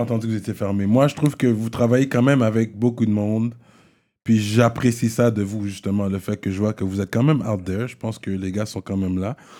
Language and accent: French; Quebec, Canada; il parle de mon accent parce que je suis québécois